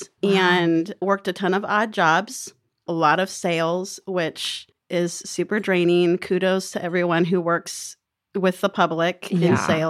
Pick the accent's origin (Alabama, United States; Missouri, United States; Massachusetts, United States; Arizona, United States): Arizona, United States; Phoenix; born there; also born or lived in Oregon / California / Colorado; So I am a pseudo native of Arizona. I was born in Phoenix, but I moved all around the West. I've lived in Oregon and California and Colorado.